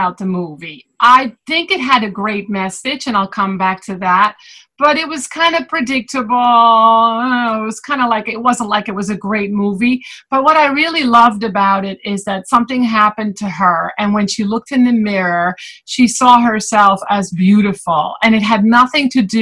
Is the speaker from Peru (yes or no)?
no; Netherlands; moved away as an adult; also born or lived in Fort Lauderdale, Florida; now in United States; I was born and raised in the Netherlands